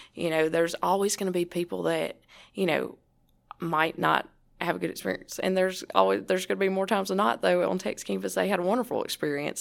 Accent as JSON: {"language": "English", "country": "United States", "tie": "born or raised there", "said": "my hometown, even though it's only five hundred fifty people, no stoplight"}